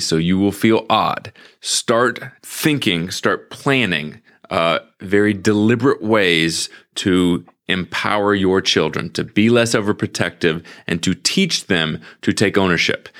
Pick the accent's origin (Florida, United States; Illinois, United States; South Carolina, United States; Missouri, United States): Missouri, United States; St. Louis; growing up in Saint Louis, I was walking to the post office ev-, every day